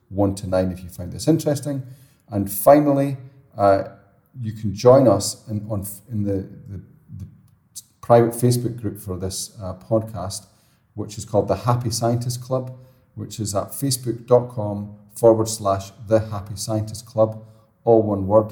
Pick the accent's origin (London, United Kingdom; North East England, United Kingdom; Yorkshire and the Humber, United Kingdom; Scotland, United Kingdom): Scotland, United Kingdom; I'm Scottish, so it's kind of built, but I'm always moving away from it